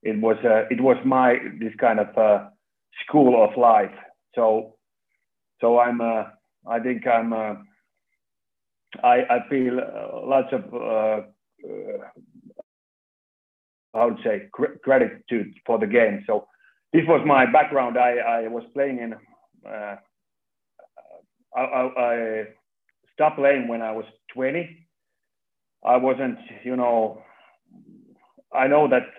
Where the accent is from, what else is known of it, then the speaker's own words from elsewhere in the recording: Lahti, Päijät-Häme, Finland; moved away as an adult; now in Turku, Finland; I was born in Lahti